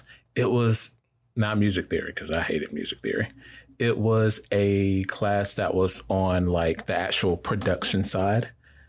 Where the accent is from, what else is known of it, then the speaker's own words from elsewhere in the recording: Newark, New Jersey, United States; I was born in Newark, New Jersey.